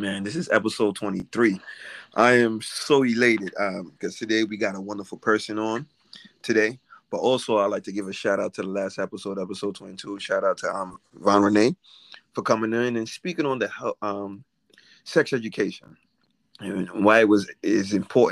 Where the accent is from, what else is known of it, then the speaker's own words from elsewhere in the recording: Haiti; me being Haitian as well, me being born in the land